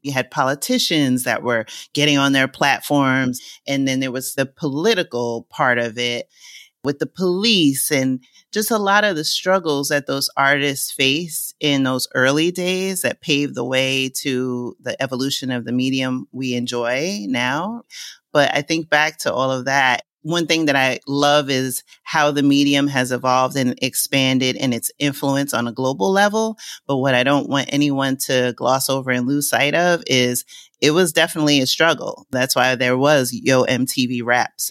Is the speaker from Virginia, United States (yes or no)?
no; New York City, New York, United States; moved away as an adult; now in Lisbon, Portugal; since I was a little girl growing up in Co-op City in the Bronx